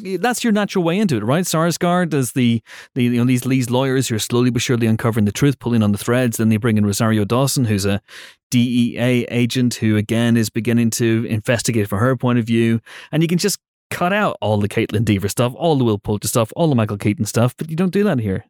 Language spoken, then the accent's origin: English; United Kingdom